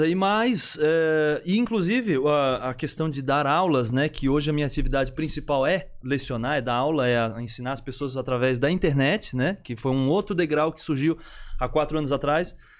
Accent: São José, Santa Catarina, Brazil; also born or lived in Florianópolis; Sou de Floripa, na, eh, na verdade moro em São José minha vida inteira, né?

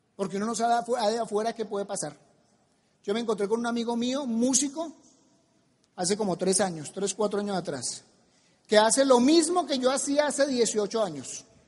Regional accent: Colombia; en mi país

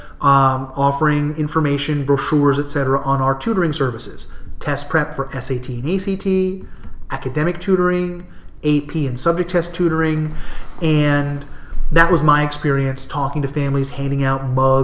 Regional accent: New Jersey, United States; moved away; also born or lived in New England / California; I'm from New Jersey. I've lived in New England or California for my entire life.

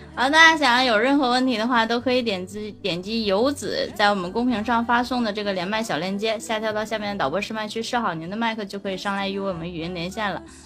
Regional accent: Shenyang, Liaoning, China; 俺们沈阳

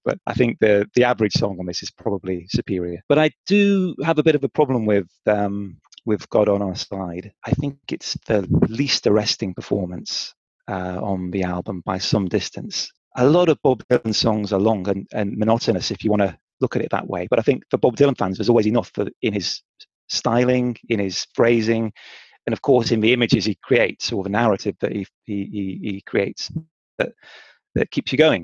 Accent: North Staffordshire, West Midlands, United Kingdom; my hometown, which is in North Staffordshire

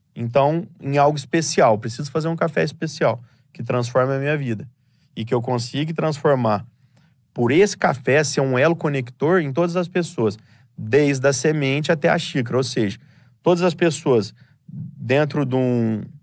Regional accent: Franca, São Paulo, Brazil; Nós moramos em Franca, somos nascidos em Franca, do interior de São Paulo.

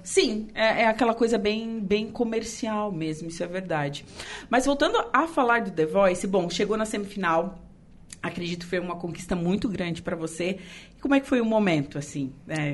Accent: Torres, Rio Grande do Sul, Brazil; now in Araranguá, Brazil; Eu não sou daqui, né? Eu sou gaúcha, eu sou de Torres.

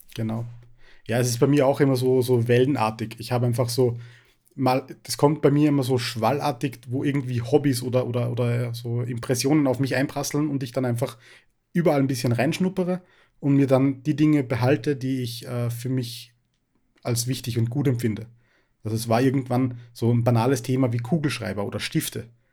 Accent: Upper Austria, Austria; ich bin äh, auch aus Oberösterreich. Äh, ich wohne in der Nähe von Linz.

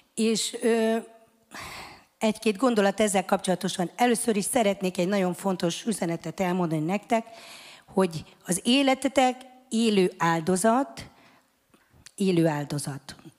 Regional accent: Hungary; Mi büszke magyarok vagyunk

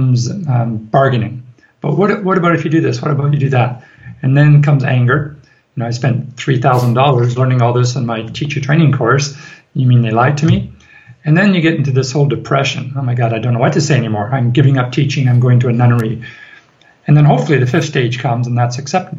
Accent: Ireland; we are from Ireland

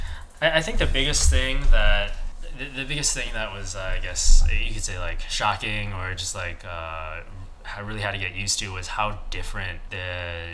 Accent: Midwest, United States; I'm from the Midwest

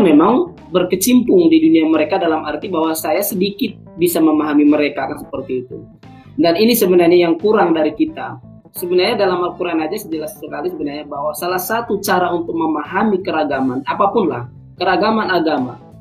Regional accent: South Tapanuli, North Sumatra, Indonesia; now in Yogyakarta, Indonesia; saya dari Sumatera Utara, uh, eh, Tapanuli Selatan.

